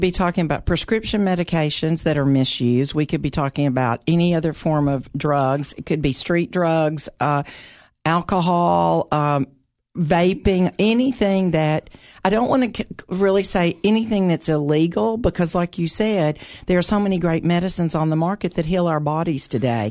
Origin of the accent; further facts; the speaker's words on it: Putnam County, Tennessee, United States; I grew up here in Putnam County